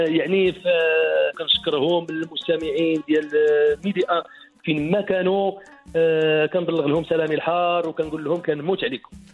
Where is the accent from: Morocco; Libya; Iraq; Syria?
Morocco; Ait Ichou / near Khemisset, Rabat-Salé-Kénitra; moved away; also born or lived in France; انا من تيم كساوين يعني قريب للخميسات